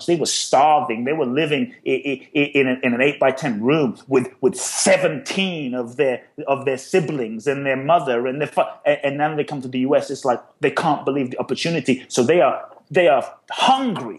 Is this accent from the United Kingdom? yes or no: yes; London, United Kingdom; moved away as an adult; also born or lived in Ghana / Peckham, London; now in United States; I grew up in London.